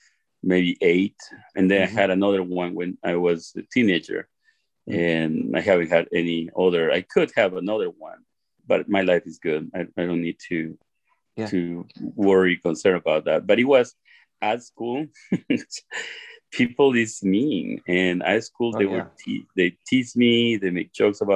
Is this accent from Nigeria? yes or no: no; Ecuador; English is a second language; moved away as an adult; also born or lived in Sonoma County, California; now in United States; I was born in Ecuador, South America, third world country